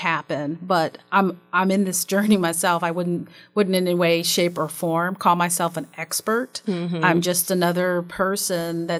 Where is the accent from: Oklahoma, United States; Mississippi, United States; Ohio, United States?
Ohio, United States; Columbus; our households growing up in Columbus, Ohio